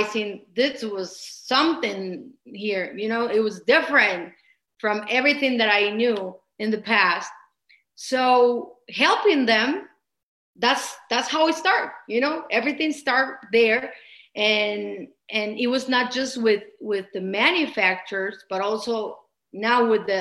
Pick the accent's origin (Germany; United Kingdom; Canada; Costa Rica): Costa Rica; now in Mexico City, Mexico; I'm from Costa Rica. I born in Costa Rica. Then I moved to Mexico City